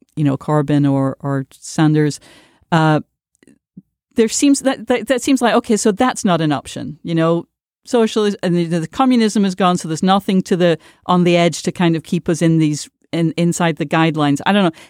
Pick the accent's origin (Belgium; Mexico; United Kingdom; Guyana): United Kingdom; I grew up in Britain